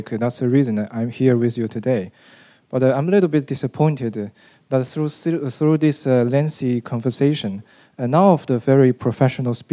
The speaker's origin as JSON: {"language": "English", "country": "China", "moved": "yes", "said": "I'm from China"}